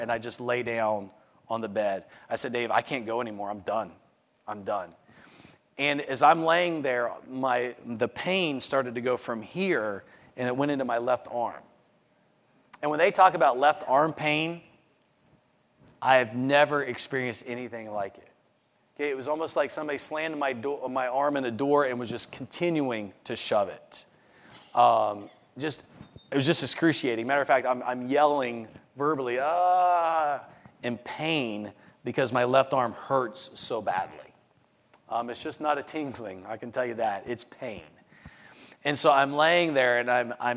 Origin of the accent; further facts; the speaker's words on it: Morgantown, West Virginia, United States; my hometown marathon